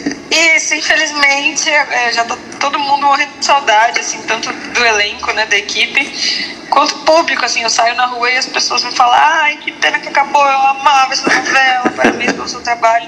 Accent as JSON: {"language": "Portuguese", "town": "Porto Alegre", "region": "Rio Grande do Sul", "country": "Brazil", "tie": "born or raised there", "moved": "yes", "said": "lá em Porto Alegre, em sou gaúcha, né, morava lá"}